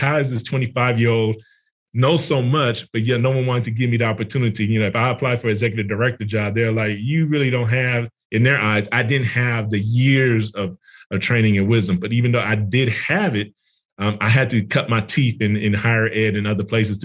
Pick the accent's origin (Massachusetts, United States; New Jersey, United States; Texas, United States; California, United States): California, United States; Oakland; moved away as an adult; now in Atlanta, United States; I grew up in North Oakland, which is near Berkeley